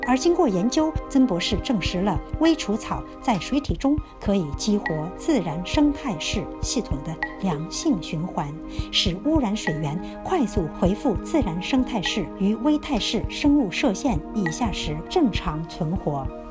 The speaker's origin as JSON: {"language": "Chinese", "country": "China", "said": "或者对于我们中国人来说"}